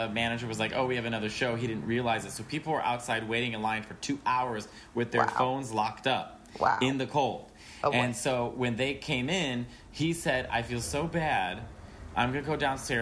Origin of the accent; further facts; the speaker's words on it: Chicago, Illinois, United States; "Where are you from?" I said, "Chicago."